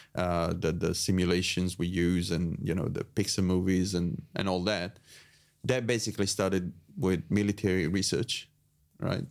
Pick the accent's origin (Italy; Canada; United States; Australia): Italy; moved away as an adult; I was born in Italy